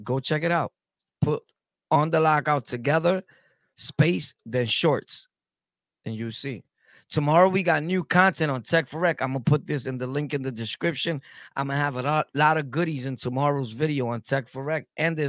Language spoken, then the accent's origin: English; Brooklyn, New York, United States; also born or lived in Harlem / Jamaica, Queens; I lived everywhere, bro. I lived in Harlem, Carver Projects. I'm from Brooklyn, though, but I lived everywhere. I lived on Southside, Jamaica, all the hoods.